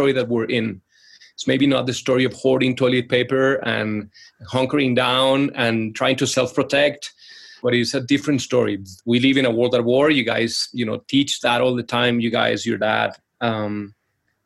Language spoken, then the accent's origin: English; Colombia; moved away; we're originally from Colombia, so playing salsa music and Colombian music in the living room